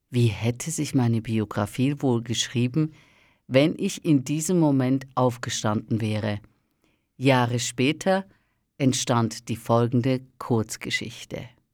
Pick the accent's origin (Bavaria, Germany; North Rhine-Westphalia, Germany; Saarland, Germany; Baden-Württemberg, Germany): Baden-Württemberg, Germany; Northern Black Forest; ich bin in einer Kleinstadt im Nordschwarzwald aufgewachsen.